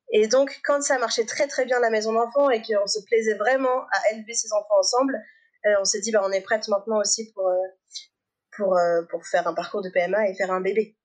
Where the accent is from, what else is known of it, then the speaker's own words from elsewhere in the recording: Annecy, Auvergne-Rhône-Alpes, France; J'ai grandi à Annecy, en Haute-Savoie